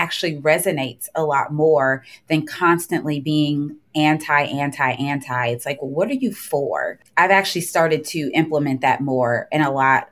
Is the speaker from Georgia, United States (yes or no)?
yes; Georgia, United States; I'm from Georgia